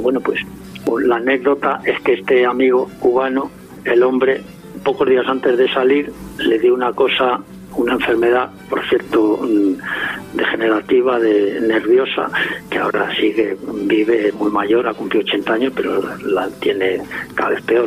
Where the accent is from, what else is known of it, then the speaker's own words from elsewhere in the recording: Madrid, Community of Madrid, Spain; cuando era chico en Madrid